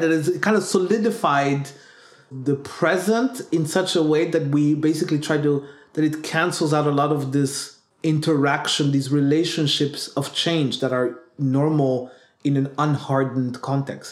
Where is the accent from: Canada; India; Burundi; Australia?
Burundi; I come from Burundi